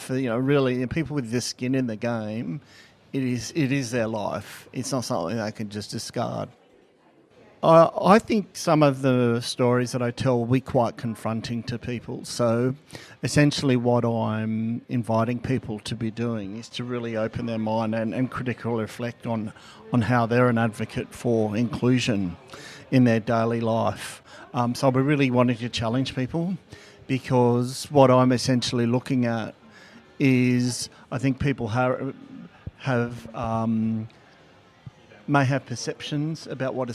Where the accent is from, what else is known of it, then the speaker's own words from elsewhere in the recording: New South Wales, Australia; first language Gathang; English is a second language; So, um, and uh, from the Worimi. So, first thing I'll do is welcome you in my native language of Gathang.